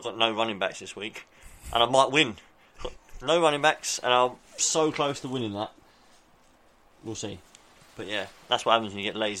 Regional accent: England, United Kingdom; We're English. We're English.

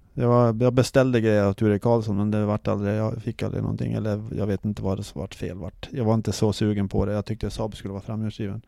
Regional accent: Sweden; vi var från Sverige

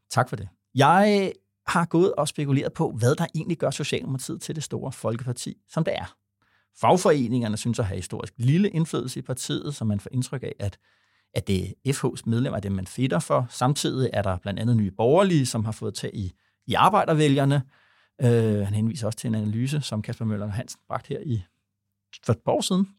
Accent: Vordingborg, Zealand, Denmark; jeg er fra Vordingborg

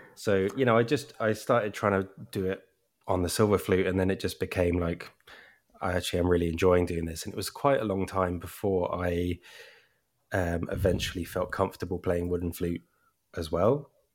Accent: Brighton, South East England, United Kingdom; born or raised there; accent: English

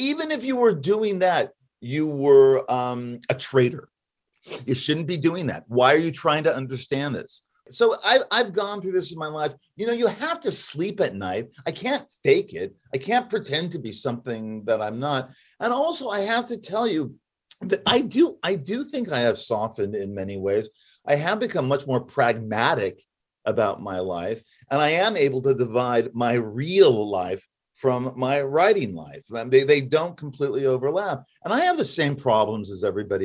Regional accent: Los Angeles, California, United States; I grew up in Hollywood

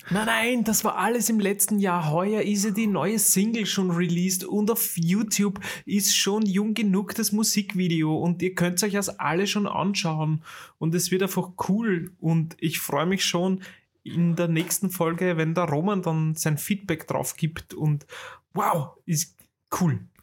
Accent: Vienna, Austria; bei uns in Wien

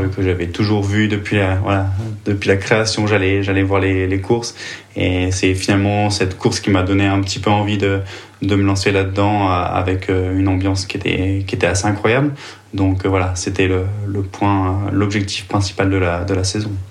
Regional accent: Vichy, Auvergne-Rhône-Alpes, France; moved away as an adult; also born or lived in Nyon, Switzerland; now in Switzerland; je suis originaire de Vichy, donc en France

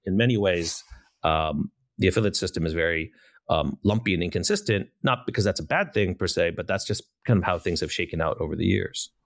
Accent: United States; being an American

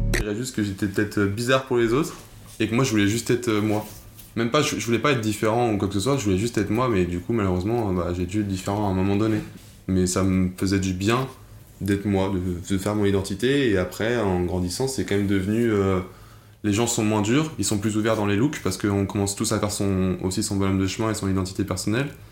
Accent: Lyon, Auvergne-Rhône-Alpes, France; also born or lived in Angers; Je suis arrivé d'Angers à, Lyon. J'étais en CE2

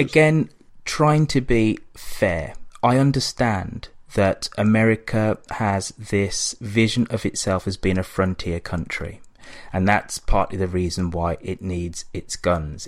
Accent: England, United Kingdom; accent: English; I'm black, but I have this English accent

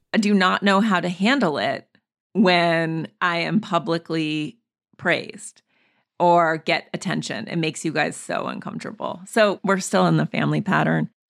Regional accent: Montana, United States; I grew up in Montana, in the woods.

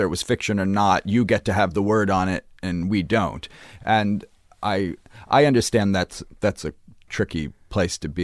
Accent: Brooklyn, New York, United States; I grew up in Brooklyn

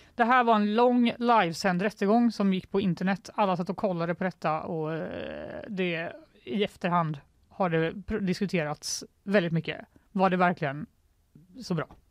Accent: Sweden; Jag är svensk

